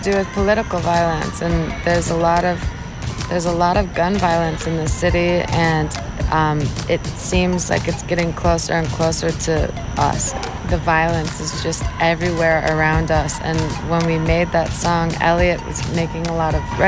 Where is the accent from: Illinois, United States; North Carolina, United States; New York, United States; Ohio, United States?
Illinois, United States; Chicago; here in my hometown